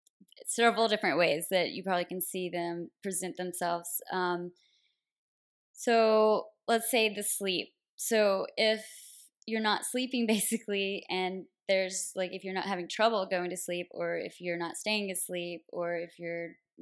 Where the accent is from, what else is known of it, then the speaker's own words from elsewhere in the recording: a small town outside Nashville, Tennessee, United States; moved away as an adult; also born or lived in Connecticut; now in San Diego, United States; So I'm originally from Nashville, Tennessee, a really small town outside of Nashville.